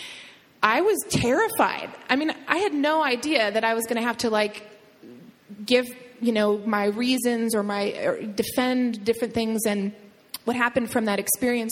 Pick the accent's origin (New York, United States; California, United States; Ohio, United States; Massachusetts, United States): Ohio, United States; Toledo; moved away; where I grew up in Toledo, Ohio